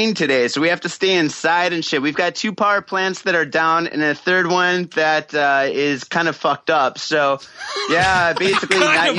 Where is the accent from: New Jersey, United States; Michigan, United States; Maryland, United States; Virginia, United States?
Michigan, United States; Detroit; moved away as an adult; now in Tokyo, Japan; I grew up in Detroit, but I've been living on here for about 9 years almost.